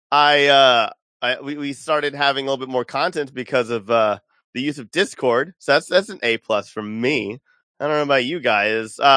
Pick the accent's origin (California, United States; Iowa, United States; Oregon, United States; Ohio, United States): California, United States; We're all from California.